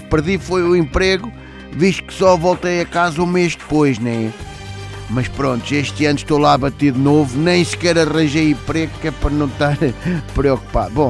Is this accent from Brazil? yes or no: no; Moscavide, Lisbon, Portugal; sou de Moscavide.